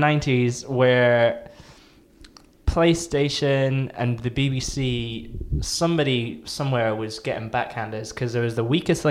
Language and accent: English; outside Aberdeen, Scotland, United Kingdom; I grew up 10 miles outside of Aberdeen, so I grew up in the middle of nowhere.